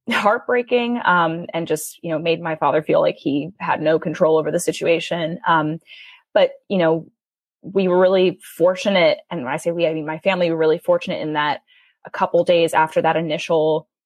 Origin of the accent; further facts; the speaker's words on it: New York City, New York, United States; I grew up in New York City.